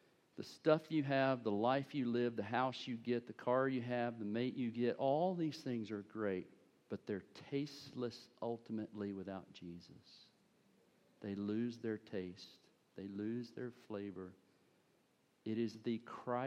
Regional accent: United States; being an American

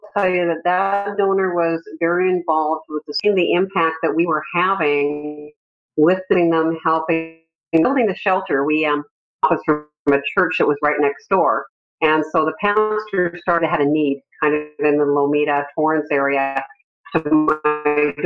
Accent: Canada; moved away as an adult; now in California, United States; I immigrated from Canada

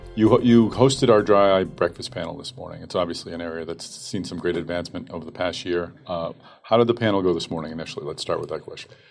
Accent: Boston, Massachusetts, United States; my hometown, Boston, Massachusetts

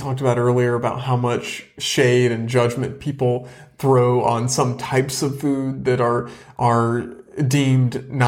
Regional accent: the South, United States; accent: Southern; I've tried to minimize in some respects my Southern root, my roots, my Southern accent.

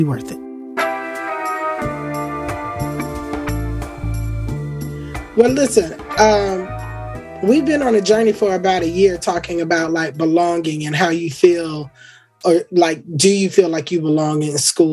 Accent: Florida, United States; Florida is my home state

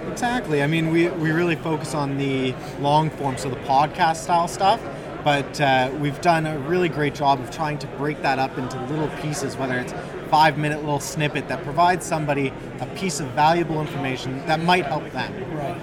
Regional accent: Ottawa, Ontario, Canada; also born or lived in Miami, Florida / New Brunswick; Born and raised in Ottawa, uh, okay. but spent some time in Miami, Florida, and uh, a little bit of time in New Brunswick too.

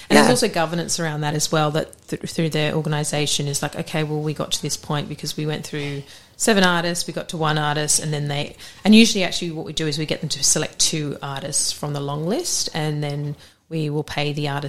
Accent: Australia; now in England; Oh yeah, it was such a great uni, and I turned up as this Australian. Everyone used to pay me out.

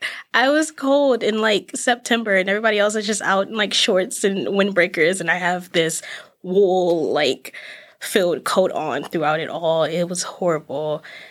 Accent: Washington, District of Columbia, United States; moved away as an adult; now in Massachusetts, United States; I am from Washington, D.C.

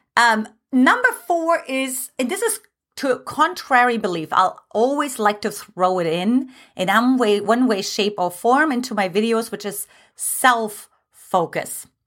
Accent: eastern Germany, Germany; English is a second language; now in United States; I was born in Eastern Germany

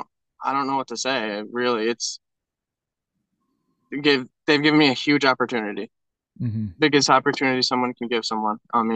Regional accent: Greenwood, New York, United States; I'm from Greenwood, New York

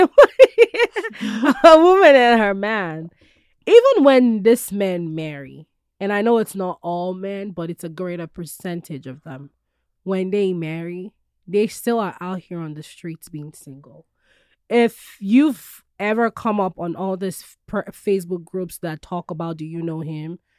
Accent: Nigeria; now in United States; I love being Nigerian.

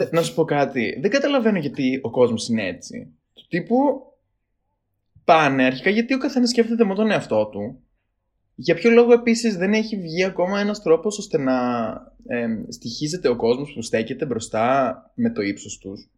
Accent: Greece; λέω από την Ελλάδα

